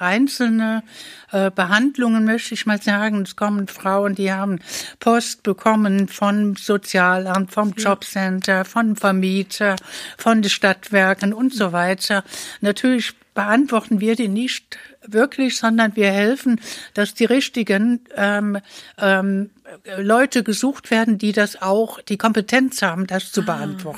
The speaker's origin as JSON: {"language": "German", "town": "Trier", "region": "Rhineland-Palatinate", "country": "Germany", "also_born_or_lived": "Saxony", "moved": "as an adult", "lives_now": "Dresden, Germany", "said": "ich bin eine Frau aus Westdeutschland. Ich komme also aus Trier"}